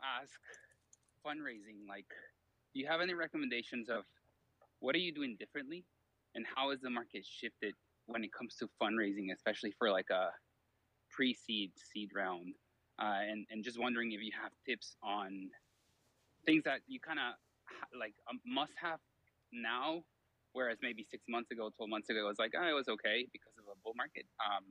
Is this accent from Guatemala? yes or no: yes; Guatemala; I'm from Guatemala